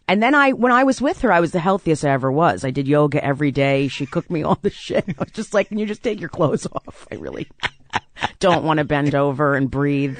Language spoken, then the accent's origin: English; South Orange, New Jersey, United States; I grew up in South Orange, New Jersey.